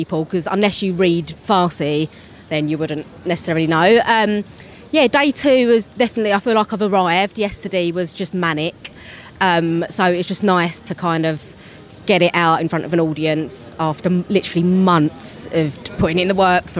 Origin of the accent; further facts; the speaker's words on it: London, United Kingdom; accent: Cockney; as you can hear, I'm a Cockney.